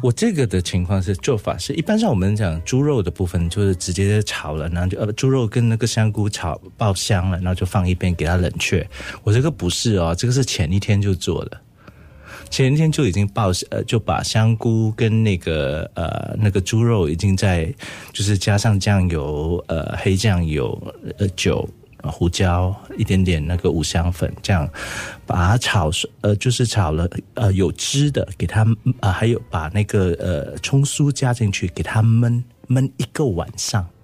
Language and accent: Chinese; Singapore; 我们新加坡人